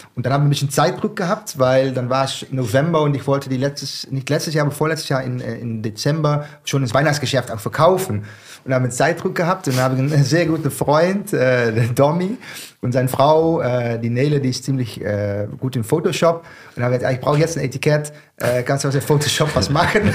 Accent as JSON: {"language": "German", "region": "southern Netherlands", "country": "Netherlands", "second_language": "German", "moved": "as an adult", "lives_now": "Mainz, Germany", "said": "Ich komme aus dem Süden. Ich sage, das ist Bayern, die Niederlande, Nähe von die belgischen"}